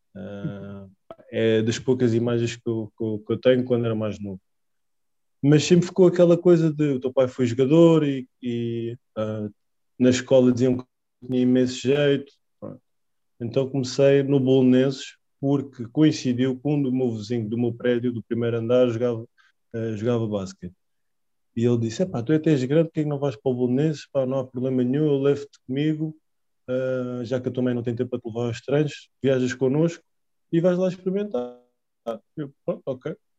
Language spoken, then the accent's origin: Portuguese; Lisbon, Portugal; also born or lived in Spain; 1988, nasci em Lisboa. Nascido e criado em Lisboa, na Alameda, precisamente